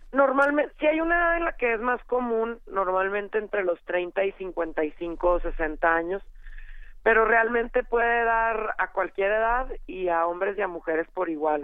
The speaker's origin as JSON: {"language": "Spanish", "region": "Chihuahua", "country": "Mexico", "said": "Yo soy de Chihuahua, ahí deben de notar por el acento."}